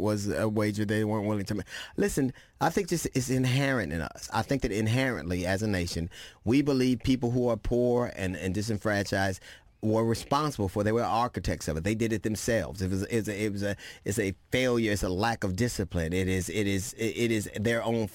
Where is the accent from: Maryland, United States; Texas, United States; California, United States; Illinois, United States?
California, United States; Los Angeles; I grew up in Los Angeles.